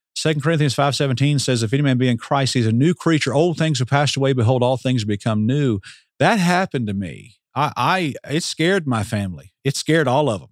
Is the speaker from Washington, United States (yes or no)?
no; Atlanta, Georgia, United States; I grew up in Metro Atlanta